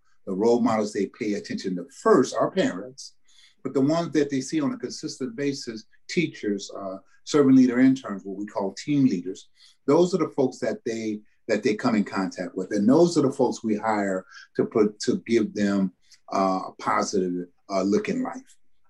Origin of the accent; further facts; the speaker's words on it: the South, United States; that expectation that we had growing up in the South, that I had growing up in a … family household